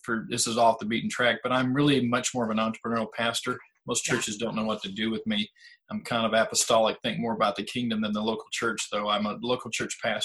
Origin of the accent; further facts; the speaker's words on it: Indiana, United States; moved away as an adult; also born or lived in Pine Village / Hammond, Indiana / Kentucky / South Bend; now in Florida, United States; I'm from Indiana, born and raised there.